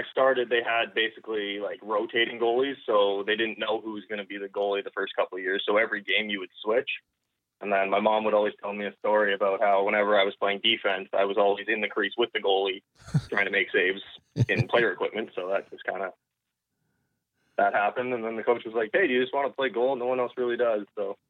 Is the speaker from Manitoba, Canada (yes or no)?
yes; Winnipeg, Manitoba, Canada; also born or lived in Pembroke; I was born in Ontario and moved to Winnipeg and played most of my hockey career in Winnipeg. So I moved there when I was eight.